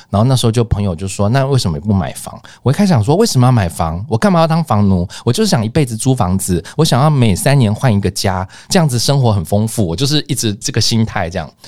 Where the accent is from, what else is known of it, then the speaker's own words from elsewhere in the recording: Luzhou, New Taipei, Taiwan; 因为我从家里搬出来住之前，我住家住的比较远，就是在呃，我们工作都在东区啊，就台北的东区或者是呃信义区，就是在市区。可是我住的是呃那时候家里住芦洲